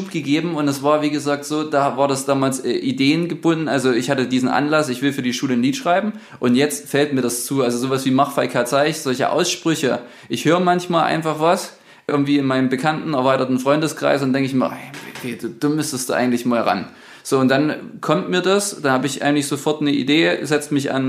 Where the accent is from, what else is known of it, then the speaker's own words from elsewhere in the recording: Sosa, Saxony, Germany; Der ist auch äh, in meiner Heimatgemeinde, also in Sosa, sowohl das auch in der, in der Kirche quasi tätig gewesen als Chorleiter.